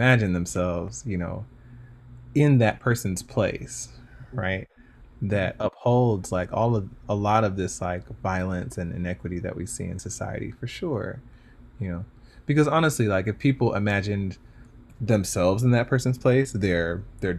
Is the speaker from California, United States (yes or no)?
no; Stone Mountain, Georgia, United States; I grew up in Stone Mountain, Georgia, and in the South